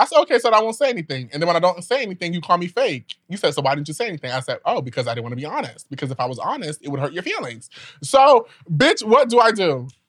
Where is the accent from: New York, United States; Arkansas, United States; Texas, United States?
New York, United States; You know, I'm from New York or whatever.